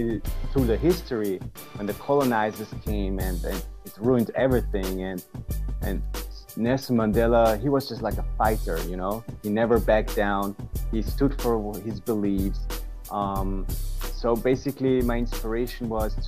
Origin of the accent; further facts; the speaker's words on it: Vienna, Austria; I'm from Austria. Austria, Vienna in Europe.